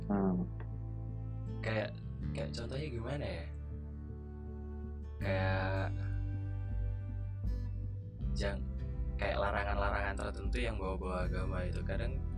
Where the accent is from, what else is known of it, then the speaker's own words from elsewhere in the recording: East Nusa Tenggara, Indonesia; saya itu saya itu orang Flores